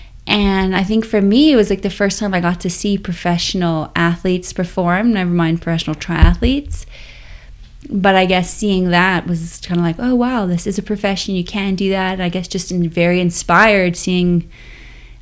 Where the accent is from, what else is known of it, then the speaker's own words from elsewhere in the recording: Bermuda; I grew up in Bermuda